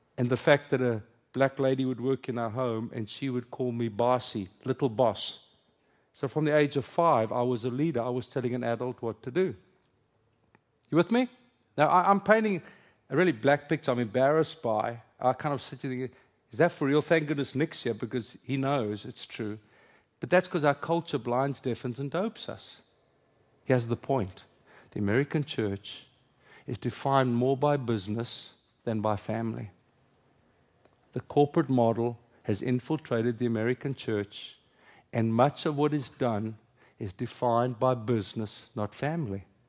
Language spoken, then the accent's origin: English; South Africa; first language Afrikaans; English is a second language; moved away as an adult; now in United States; English is my second language. Afrikaans is my first. It's my home language